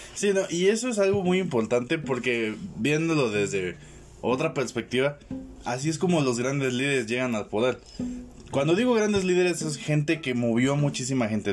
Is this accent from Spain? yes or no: no; La Paz, Baja California Sur, Mexico; yo soy de La Paz